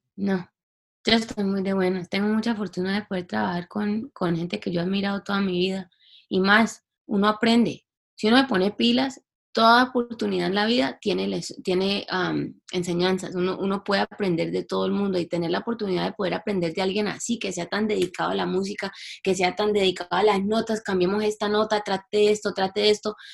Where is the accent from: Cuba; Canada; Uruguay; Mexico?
Canada; Toronto, Ontario; also born or lived in Cali, Colombia; porque yo nací en Toronto, mi familia es de Cali, pero yo nací en Toronto